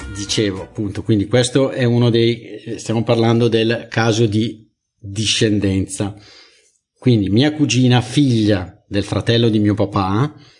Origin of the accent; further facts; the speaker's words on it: Italy; io sono già italiano, mm. eh, eh gi- giusto, perché sono nato in Italia